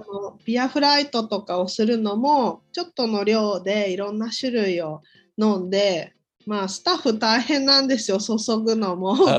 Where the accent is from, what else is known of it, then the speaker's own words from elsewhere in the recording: Saitama, Japan; 埼玉で生まれて、うん、大学を出て